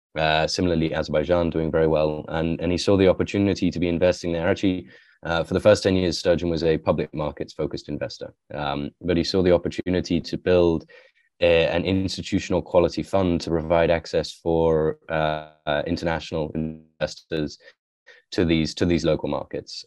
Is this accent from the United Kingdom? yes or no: yes; west of England, near Wales, West Midlands, United Kingdom; also born or lived in Iran; I grew up in the countryside, um, in England, so in the west of England, near, near Wales